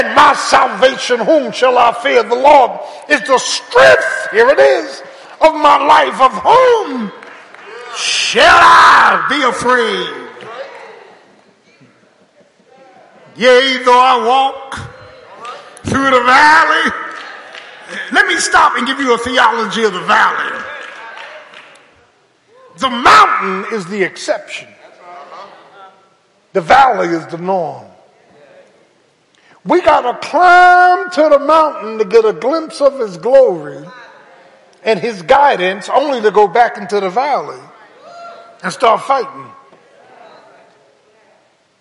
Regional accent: Philadelphia, Pennsylvania, United States; I remember growing up in South Philly

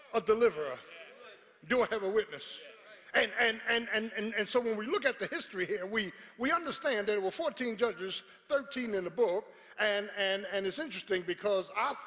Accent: Philadelphia, Pennsylvania, United States; when I was growing up in South Philly

